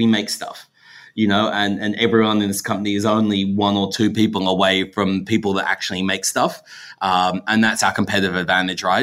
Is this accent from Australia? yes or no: yes; Australia; in Australia, we like milky coffee